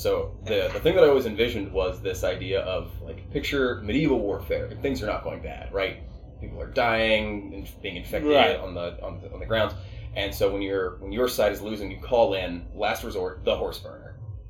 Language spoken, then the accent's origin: English; West Virginia, United States; We are from West Virginia.